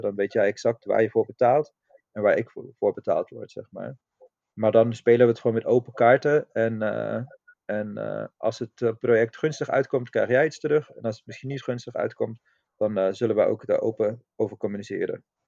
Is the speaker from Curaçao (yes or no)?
no; Austria; now in Netherlands; ik kom oorspronkelijk uit Oostenrijk